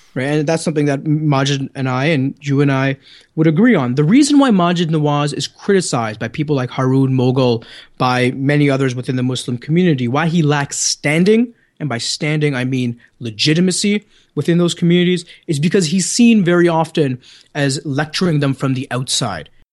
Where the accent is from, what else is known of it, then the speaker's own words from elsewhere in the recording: Canada; accent: Canadian; my good Canadian accent